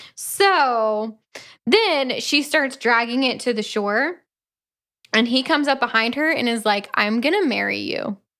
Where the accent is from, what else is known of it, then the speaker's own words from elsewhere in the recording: Orlando, Florida, United States; I grew up in Orlando